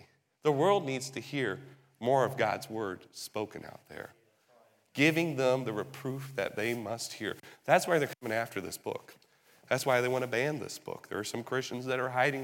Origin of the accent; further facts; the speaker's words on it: England, United Kingdom; moved away; Growing up in England